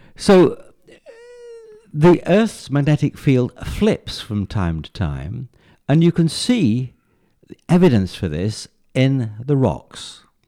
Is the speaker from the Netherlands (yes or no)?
no; England, United Kingdom; moved away; I came originally from England